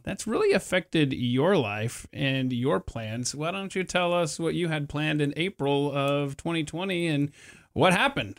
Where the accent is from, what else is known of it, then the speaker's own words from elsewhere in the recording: Marietta, Georgia, United States; now in Texas, United States; I was born and raised in Atlanta, Metro